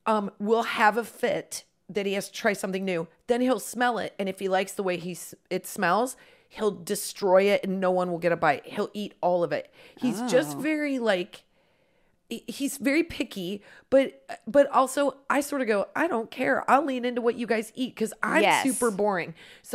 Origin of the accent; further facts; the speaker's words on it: Midwest, United States; We're very from the Midwest.